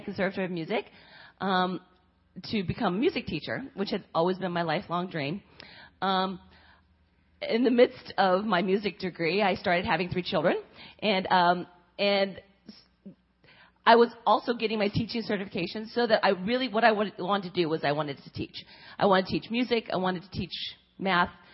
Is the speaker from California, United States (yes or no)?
yes; California, United States; moved away as an adult; also born or lived in Korea / Pennsylvania; now in Cincinnati, United States; raised in California